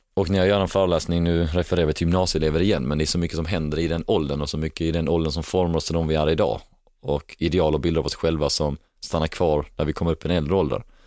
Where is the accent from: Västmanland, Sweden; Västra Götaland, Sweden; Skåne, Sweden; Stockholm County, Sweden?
Skåne, Sweden; Helsingborg; moved away; när jag är i Helsingborg, för då är det min hemstad